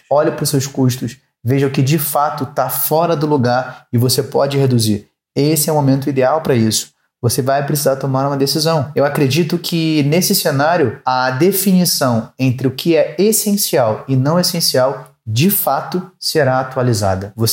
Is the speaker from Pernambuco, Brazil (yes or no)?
no; São Paulo, Brazil; Para quem não sabe, eu sou aqui da cidade de São Paulo